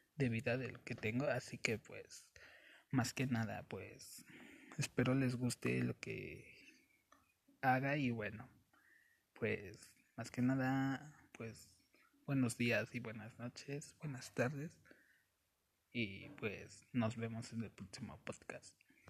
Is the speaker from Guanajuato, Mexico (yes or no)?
no; Mexico City, Mexico; soy de la Ciudad de México